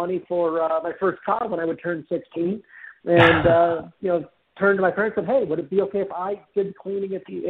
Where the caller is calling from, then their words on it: Fort Myers, Florida, United States; I'm actually in Fort Myers, Florida.